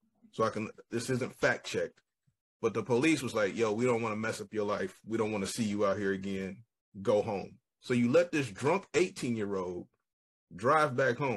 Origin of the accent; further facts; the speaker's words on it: Dayton, Ohio, United States; I am still from West Side Dayton